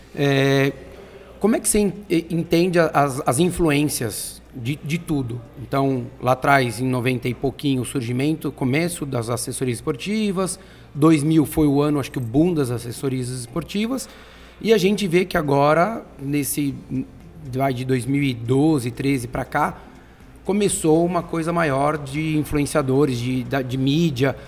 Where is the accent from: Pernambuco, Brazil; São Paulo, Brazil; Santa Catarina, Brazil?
São Paulo, Brazil; os três aqui somos paulistas, vivemos aqui